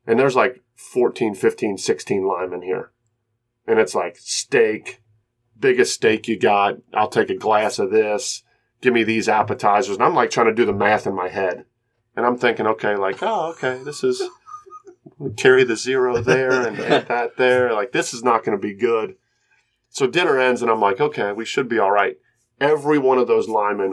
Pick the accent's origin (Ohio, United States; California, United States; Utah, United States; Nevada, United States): Ohio, United States; Reading; growing up in Cincinnati